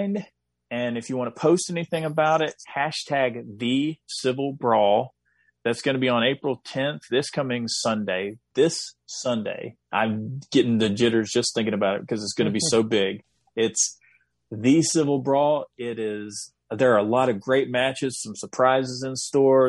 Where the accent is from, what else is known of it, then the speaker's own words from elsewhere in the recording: the South, United States; growing up in the South